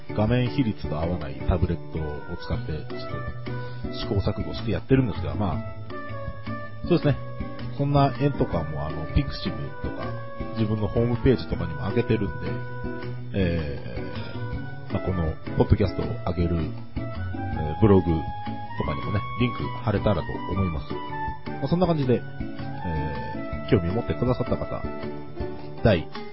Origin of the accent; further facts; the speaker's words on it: Kanagawa, Japan; 私、神奈川県民でございます。えー、神奈川の湘南ですね。